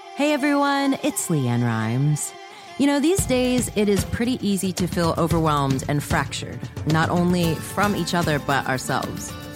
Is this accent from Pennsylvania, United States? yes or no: yes; Pittsburgh, Pennsylvania, United States; I was born in Pittsburgh